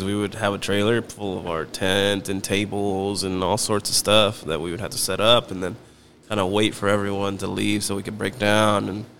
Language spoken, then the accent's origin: English; Weslaco, Texas, United States; also born or lived in College Station, Texas; we're both originally from Weslaco.